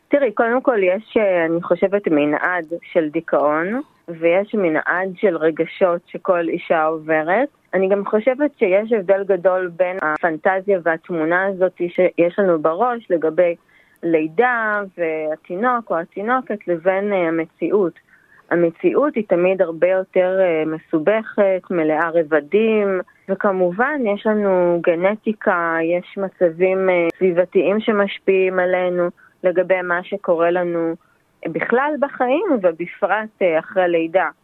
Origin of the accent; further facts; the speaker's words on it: Israel; moved away as an adult; also born or lived in India; now in Blue Mountains, Australia; אני נולדתי בישראל וגדלתי בישראל